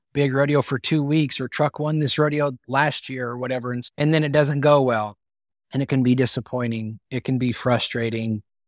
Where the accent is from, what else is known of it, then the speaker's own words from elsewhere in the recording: Northeast Colorado, United States; I grew up in Northeast Colorado